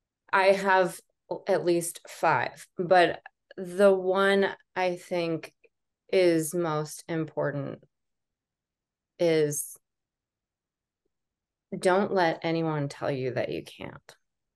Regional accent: Columbine, Colorado, United States; I feel like when I tell people that that's where I went to high school, they're always like, oh my gosh, I'm so sorry.

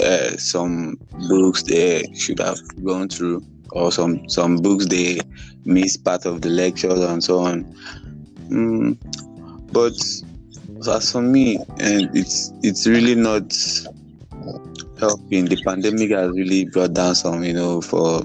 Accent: Cross River, Nigeria; I'm from Cross River State, and I am the first child of my family here.

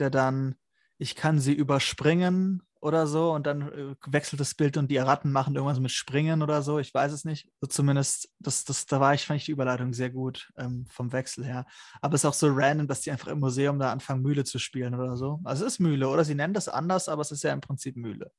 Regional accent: Germany; für uns als Deutsche mit deutscher Schulausbildung

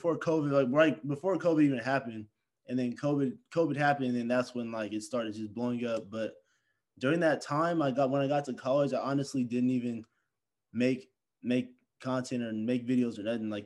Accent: Stockton, California, United States; I'm from Stockton, California

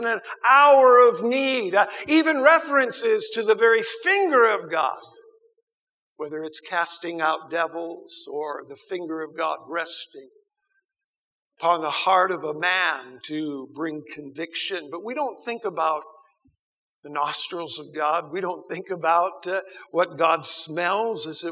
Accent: United States; I grew up in America

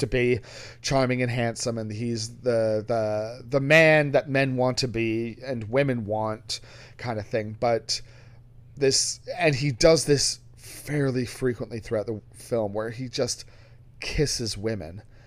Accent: England, United Kingdom; being English

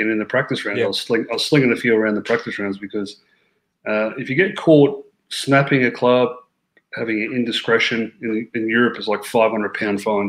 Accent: Australia; moved away as an adult; now in Florida, United States; I grew up playing in Australia, like uh, Bermuda grass, like a lot like Queensland sort of golf courses

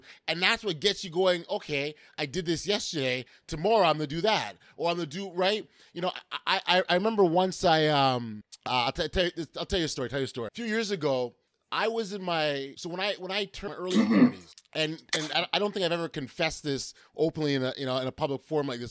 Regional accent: Toronto, Ontario, Canada; I grew up in Regent Park, moved to the West End.

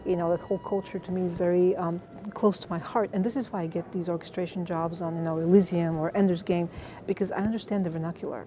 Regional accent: Bulgaria; moved away as an adult; also born or lived in North Carolina, United States; now in Los Angeles, United States; I was born and raised in Bulgaria, yeah. Eastern Europe. I came to the States 25 years ago to Duke University

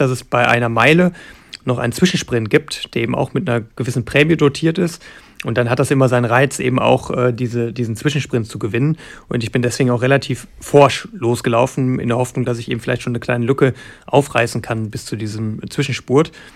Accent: Germany; als gebürtiger Deutscher

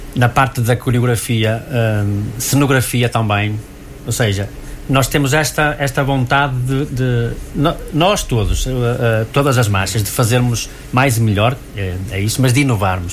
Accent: Riba de Ave, Braga, Portugal; a minha terra, Ribadave

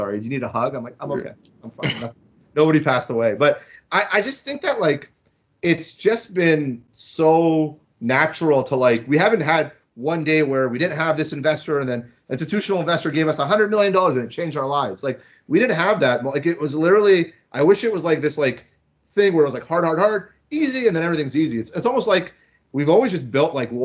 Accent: Florida, United States; moved away as an adult; also born or lived in Markham, Ontario, Canada; now in Toronto, Canada; I was born in Toronto. I lived here till grade 3. I grew up and I was born in Markham. And then I moved down to Florida and I stayed there through high school. So Florida was like really where I grew up.

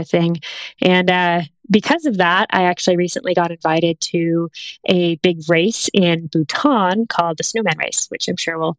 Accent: Boonville, California, United States; I hail from Northern California originally, from a small town called Boonville, California. Grew up kind of immersed in the wilderness and never let go of that as an adult.

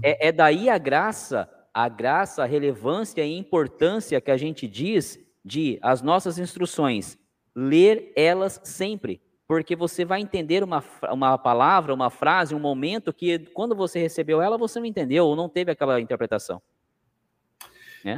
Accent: Cananéia, São Paulo, Brazil; moved away; Eu tive agora em janeiro na minha terra, Cananéia

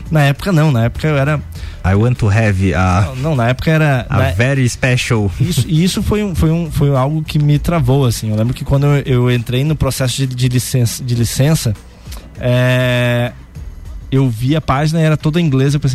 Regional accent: Santa Catarina, Brazil; sou aqui lá de Santa Catarina e tal, interior de Santa Catarina.

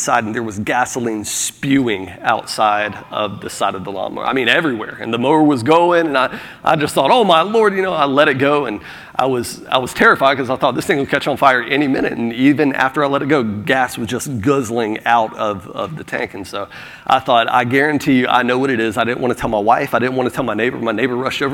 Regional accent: Florida, United States; now in South Carolina, United States; I'm from Florida

